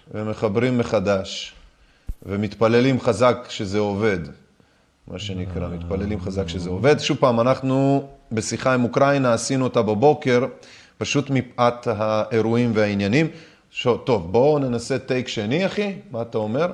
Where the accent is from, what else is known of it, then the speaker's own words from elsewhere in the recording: Minsk, Belarus; moved away; נולדתי במינסק בלארוס